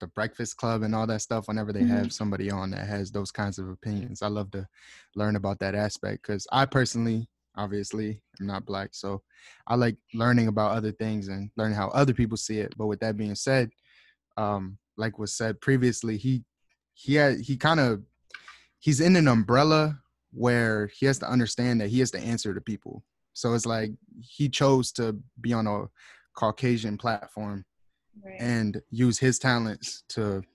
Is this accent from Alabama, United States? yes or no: no; Baltimore, Maryland, United States; I'm from Baltimore City, Maryland